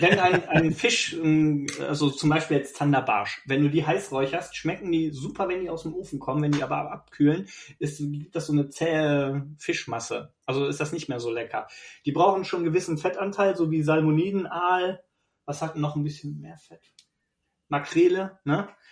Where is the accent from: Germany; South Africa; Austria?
Germany; Bergisch Gladbach, North Rhine-Westphalia; moved away; ursprünglich bin ich ja nicht von hier, ich komme ja aus Bergisch Gladbach. Schäbisch Gläbisch.